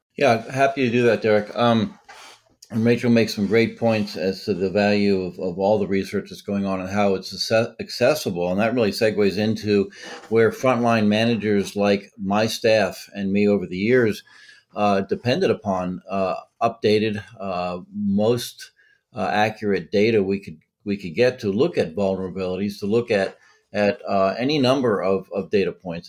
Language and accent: English; Massachusetts, United States; now in Delaware, United States; I'm from Massachusetts originally.